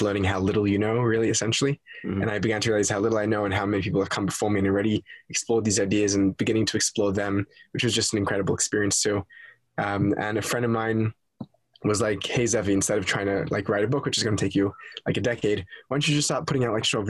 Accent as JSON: {"language": "English", "town": "Sydney", "region": "New South Wales", "country": "Australia", "tie": "born or raised there", "said": "I am Australian. I was born in Sydney, Australia, to a Orthodox Jewish family"}